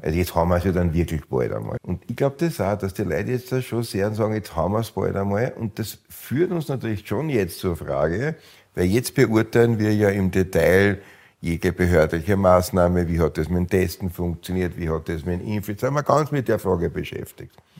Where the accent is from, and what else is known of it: Austria